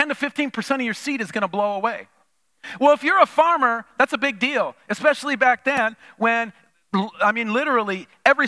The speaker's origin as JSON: {"language": "English", "region": "Minnesota", "country": "United States", "tie": "born or raised there", "moved": "yes", "said": "growing up in Minnesota"}